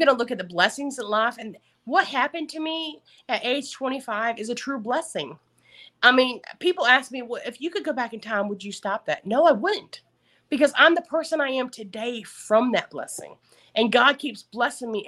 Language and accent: English; the South, United States; accent: Southern; my Southern accent comes